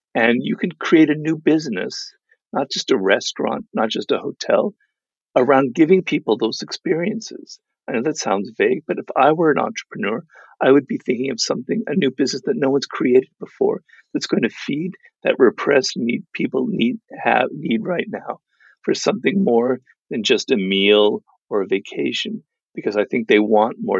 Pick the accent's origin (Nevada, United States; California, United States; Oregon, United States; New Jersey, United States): California, United States; Los Angeles; my kind of cloistered life in Los Angeles because I grew up here